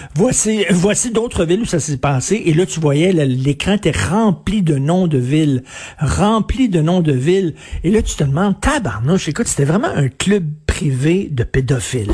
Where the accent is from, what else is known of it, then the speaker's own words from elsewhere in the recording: Montreal, Quebec, Canada; quand j'étais jeune, moi je viens de Verdun, là, un milieu très populaire